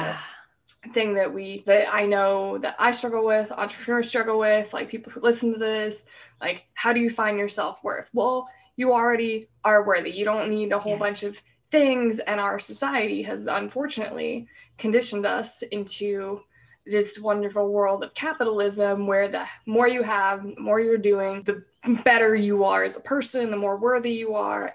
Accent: Pacific Northwest, United States; I'm from the Pacific Northwest

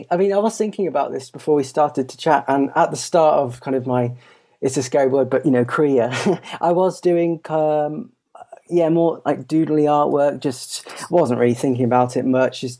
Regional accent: Belgium; I grew up in Belgium from uh, I think the age of about uh, seven or eight

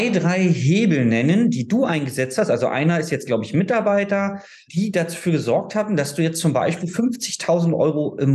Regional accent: Berlin, Germany; also ich komme ja aus Berlin, deswegen für mich ist da, wo du wohnst, klein

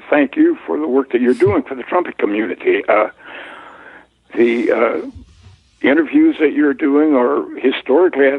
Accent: Galveston, Texas, United States; Originally, I'm from Galveston, Texas, on the Gulf Coast

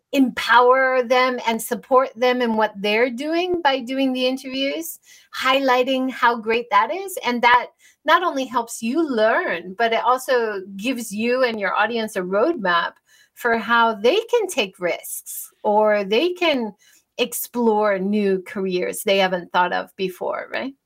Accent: United States; now in Japan; I grew up in America

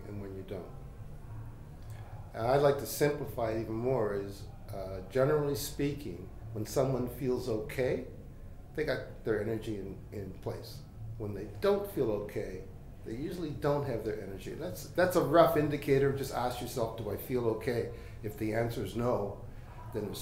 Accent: Halifax, Nova Scotia, Canada; I was born in Halifax and into a family of spiritual healers. And they worked in the Halifax community

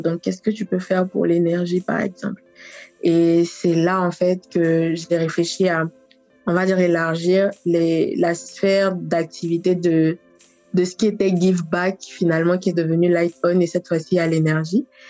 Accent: Côte d’Ivoire; also born or lived in Paris, France; je suis ivoirienne

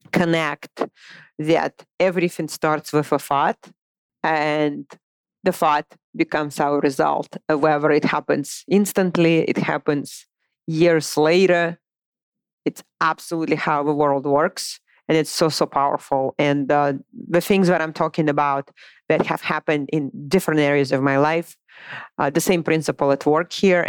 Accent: Moscow, Russia; English is a second language; moved away as an adult; also born or lived in Boise, Idaho; now in United States; I was born and raised in Moscow, Russia

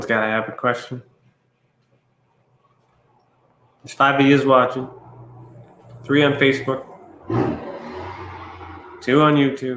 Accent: Ontario, Canada; I'm from Ontario

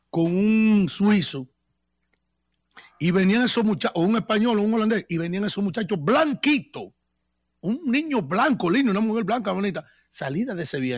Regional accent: Doña Ana, San Cristóbal, Dominican Republic; now in Spain; De mi pueblo, de Doña Ana, eh, algo que le llaman allá Ingenio Nuevo, Najayo en medio. Por ahí emigraron también, de los primeros emigrantes, profesor, a, a, Suiza.

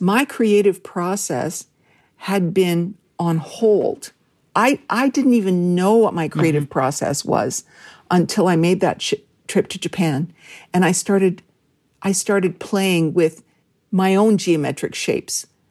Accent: Red Lake, Ontario, Canada; moved away; growing up in Northwestern Ontario

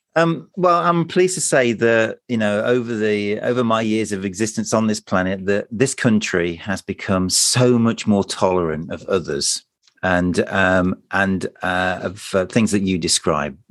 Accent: United Kingdom; we're British

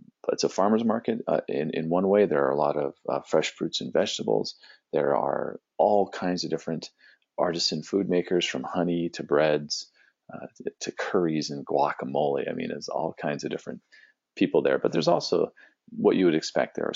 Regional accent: San Diego, California, United States; moved away as an adult; also born or lived in Phoenix, Arizona; now in St. Petersburg, United States; for Cindy and I being West Coast, both growing up in San Diego

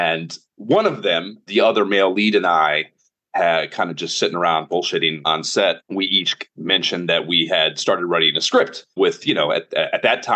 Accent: Oberlin, Ohio, United States; I am from Northern Ohio, a little town called Oberlin, like a half hour west of Cleveland

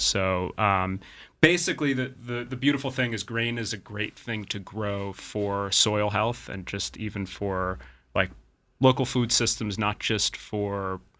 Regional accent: Westchester, New York, United States; we grew up in Westchester

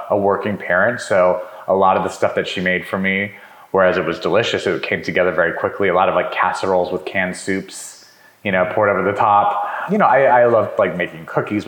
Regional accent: New Mexico, United States; also born or lived in Montana; I was born in Montana, but I only lived there for a year. And then I most of my life was in New Mexico

